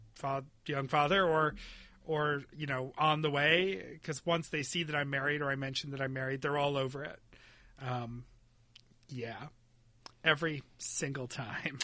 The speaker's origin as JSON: {"language": "English", "region": "Western New York", "country": "United States", "tie": "born or raised there", "said": "We never had air conditioning growing up in Western New York"}